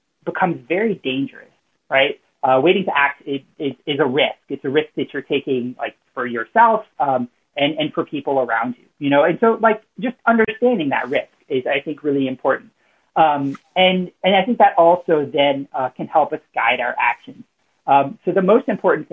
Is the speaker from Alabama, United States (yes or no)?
no; South Louisiana, United States; now in Philadelphia, United States; I'm from South Louisiana, but, you know, I live in Philly now